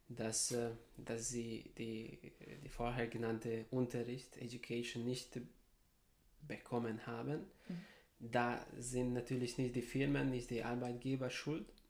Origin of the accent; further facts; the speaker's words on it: Serbia; moved away as an adult; now in Heidelberg, Germany; Ich bin in Serbien geboren, dort aufgewachsen.